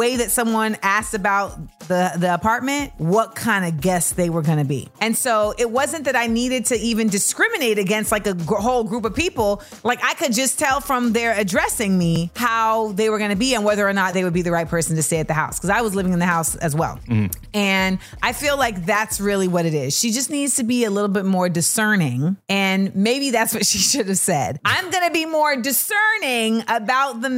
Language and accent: English; California, United States; moved away; I'm from California. I was born here. I lived here for a large part of my life. I moved back here